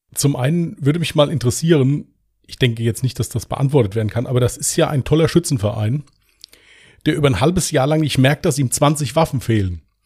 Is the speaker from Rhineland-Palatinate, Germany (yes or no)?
yes; Westerwald, Rhineland-Palatinate, Germany; Bin aus dem Westerwald